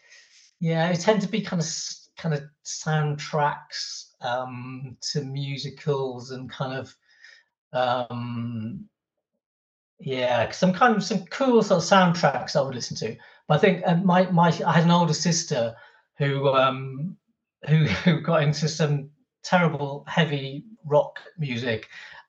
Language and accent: English; Stockton-on-Tees, North East England, United Kingdom; moved away as an adult; also born or lived in Norwich; Stockton-on-Tees, just next to Middlesbrough, was my hometown